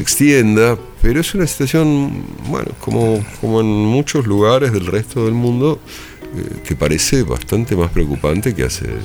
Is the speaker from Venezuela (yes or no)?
no; Argentina; accent: Argentine; moved away; also born or lived in Spain